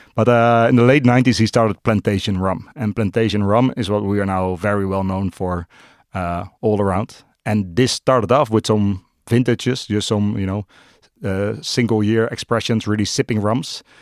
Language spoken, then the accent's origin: English; Amsterdam, North Holland, Netherlands; born and raised in Amsterdam, uh, still live in Amsterdam.